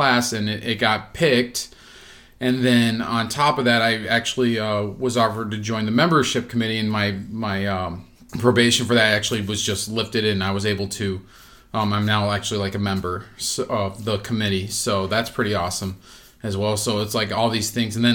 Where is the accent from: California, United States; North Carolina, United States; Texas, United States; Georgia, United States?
Texas, United States; now in Illinois, United States; I played football because I grew up in Texas